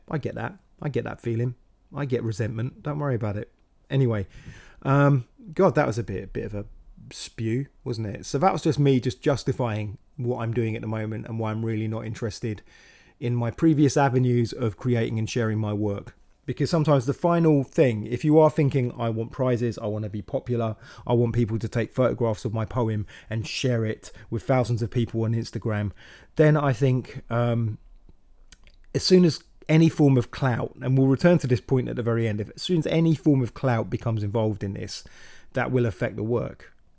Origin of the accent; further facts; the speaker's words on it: Slough, South East England, United Kingdom; moved away as an adult; also born or lived in Windsor; now in London, United Kingdom; I grew up in Slough